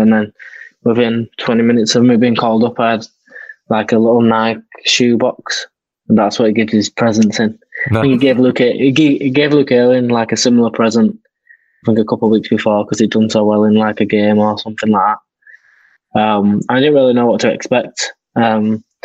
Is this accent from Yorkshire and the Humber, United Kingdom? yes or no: yes; Yorkshire and the Humber, United Kingdom; I'm in my hometown club. You know, I've been there since I was 14